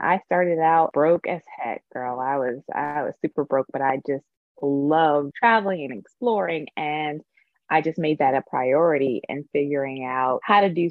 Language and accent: English; Tampa, Florida, United States; moved away as an adult; also born or lived in Atlanta, Georgia / New York; now in Los Angeles, United States; I'm originally from Tampa, Florida